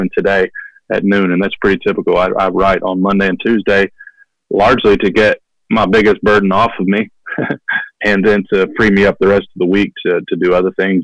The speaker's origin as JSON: {"language": "English", "region": "Kentucky", "country": "United States", "tie": "born or raised there", "also_born_or_lived": "Detroit, Michigan", "said": "They moved to Kentucky when I was small. So I was raised there"}